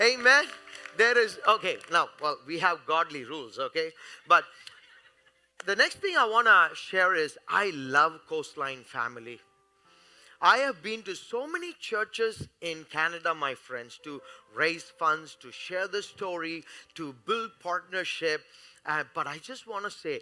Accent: India; I am from India.

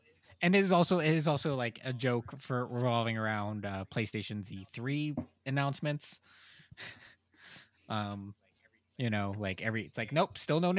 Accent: United States; I am an American

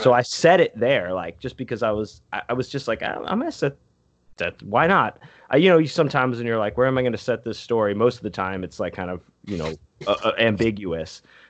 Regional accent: Texas, United States; also born or lived in Pennsylvania; there's some spirit of Texas that you're like, whoa. I was born in Pennsylvania.

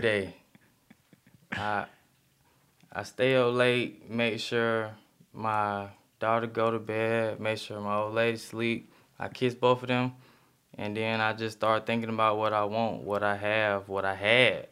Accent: Decatur, Georgia, United States; I'm from Decatur, Georgia

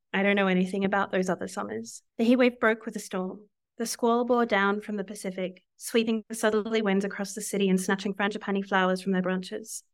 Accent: Southeast Australia, Australia; moved away as an adult; now in New York, United States; the southeast of Australia where I'm from

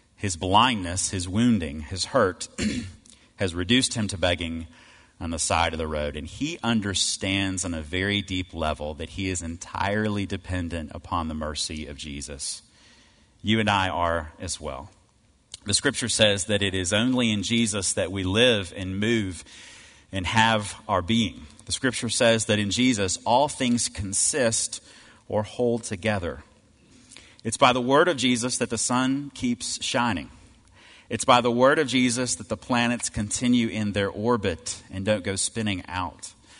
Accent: Cleveland, Mississippi, United States; I grew up in Cleveland, Mississippi

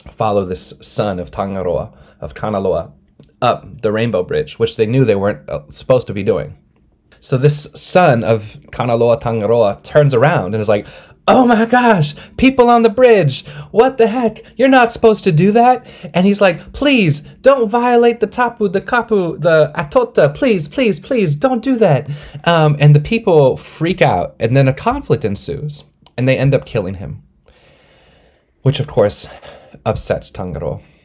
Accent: Snohomish, Swinomish and Duwamish territory, Washington, United States; I was born and raised in Snohomish and Swinomish territory, and uh, also in Dobbs territory, Duwamish territory.

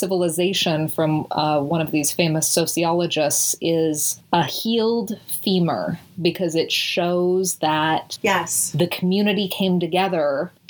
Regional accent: Utah, United States; who is a famous Republican from Utah, my home state.

